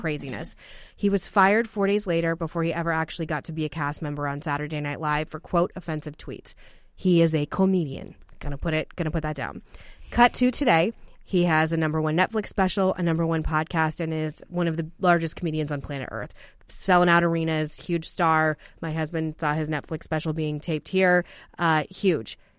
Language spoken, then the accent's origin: English; Arizona, United States; growing up in Arizona and a border state